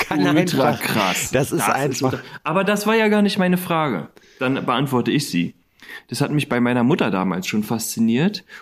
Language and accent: German; Koblenz, Rhineland-Palatinate, Germany; ich war schon ewig nicht mehr in meiner alten Heimat. {S0} Hm. {S1} Gefühlt. Also das letzte Mal in Koblenz war ich